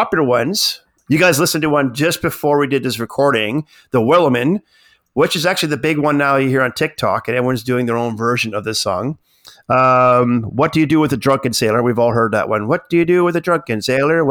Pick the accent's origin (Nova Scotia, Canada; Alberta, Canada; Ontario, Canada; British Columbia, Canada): Nova Scotia, Canada; I'm from Nova Scotia, my whole family is all fishermen